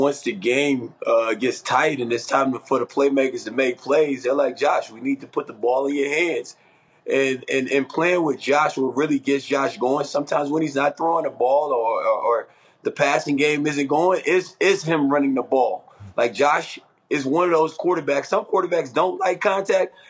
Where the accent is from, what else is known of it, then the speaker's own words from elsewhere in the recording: Texas, United States; I grew up in Texas